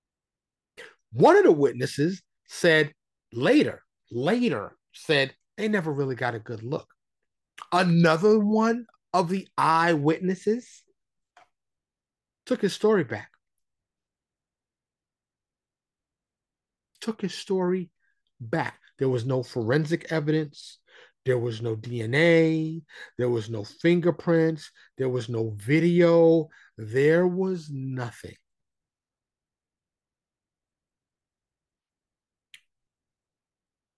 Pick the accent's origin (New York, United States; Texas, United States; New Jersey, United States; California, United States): New York, United States; New York City; born and raised in New York City, right? My high school in the Bronx